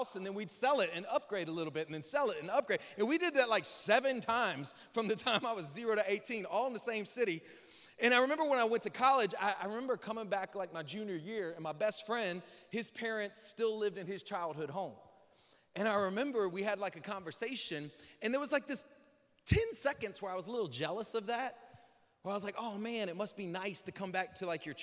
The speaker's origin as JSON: {"language": "English", "region": "Northwest Florida", "country": "United States", "tie": "born or raised there", "also_born_or_lived": "Lake Charles, Louisiana", "said": "I was born in Louisiana, and at age like 2, my family moved to Northwest Florida. And then from the age of like 2.5, 3, till I was 18, we moved 6 more times in the same city"}